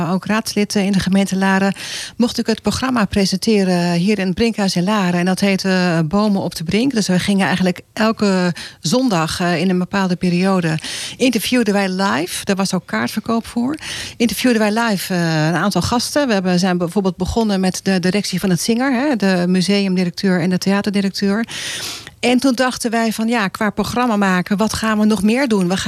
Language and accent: Dutch; Sint Maarten; also born or lived in Gouda / Moordrecht; ik eigenlijk eh, kort gewoond. via Moordrecht zijn we verhuisd toen naar Sint Maarten. Ik was nog heel